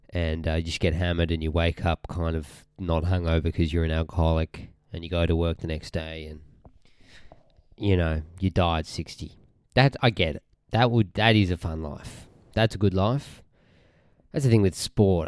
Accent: Australia; Now, Australians can't say arse. It sounds so wrong. We say

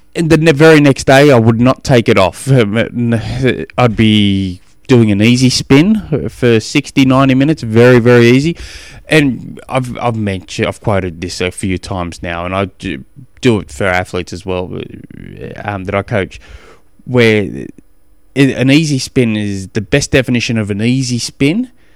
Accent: Australia; moved away; also born or lived in Tennessee, United States; I'm an Aussie

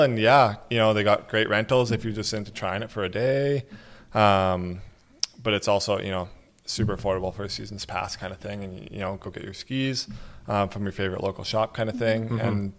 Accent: Prince George, British Columbia, Canada; But yeah, born and raised in PG, and just love it here.

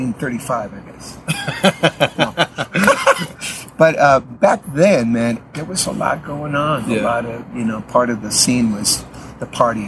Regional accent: San Diego, California, United States; born there; I'm a U.S. citizen. I was born in San Diego.

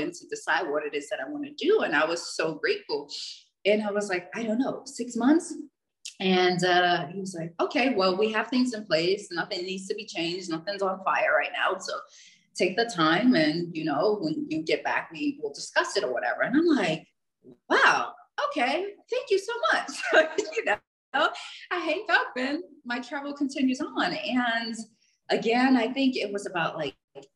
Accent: United States; I'm from, you know, the States

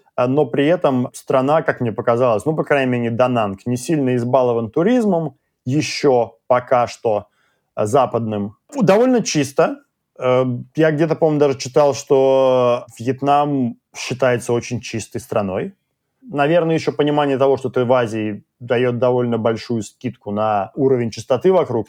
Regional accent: Russia; now in Sydney, Australia; мы из России

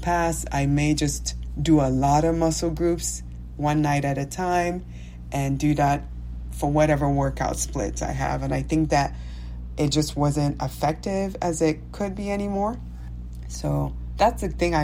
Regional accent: Nigeria; moved away; me being Nigerian, me having a different accent

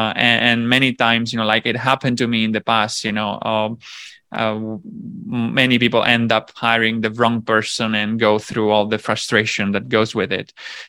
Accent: Sicily, Italy; So basically, I'm from Sicily, which is another island. So I jump from islands to islands.

